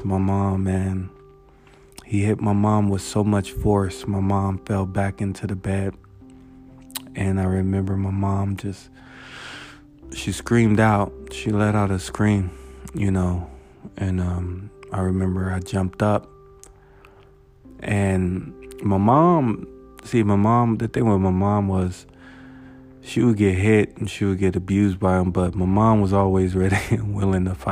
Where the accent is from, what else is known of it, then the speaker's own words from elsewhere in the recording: United States; growing up in Valley View, it was chill